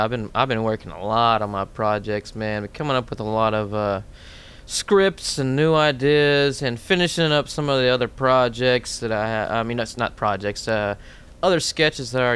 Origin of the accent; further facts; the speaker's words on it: New York, United States; I'm from New York.